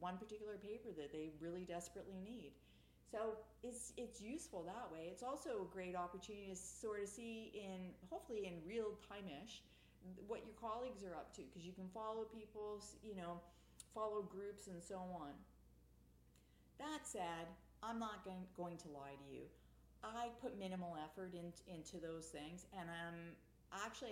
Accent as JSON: {"language": "English", "country": "Canada", "said": "I'm Canadian"}